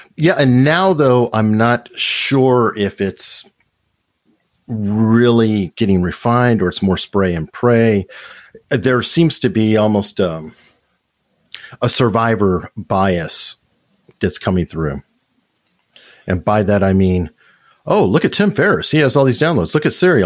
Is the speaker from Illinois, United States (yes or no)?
no; Tucson, Arizona, United States; I'm originally from Tucson, Arizona. And one of the things about that is I was born in Tucson